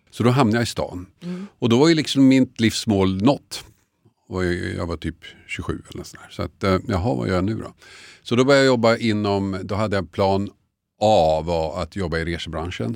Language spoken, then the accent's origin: Swedish; Tumba, Stockholm County, Sweden; moved away as an adult; also born or lived in Huddinge; Jag är uppvuxen i Tumba, gick gymnasiet i Huddinge